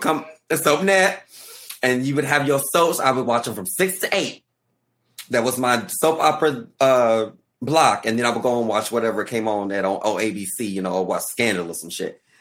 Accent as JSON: {"language": "English", "region": "Arkansas", "country": "United States", "moved": "yes", "said": "I'm from Arkansas."}